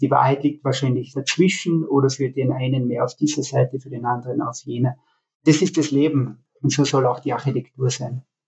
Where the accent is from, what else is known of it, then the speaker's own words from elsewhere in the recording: Altenmarkt im Pongau, Salzburg, Austria; moved away as an adult; also born or lived in Graz / Berlin; zurück in meine Heimat, in die vertraute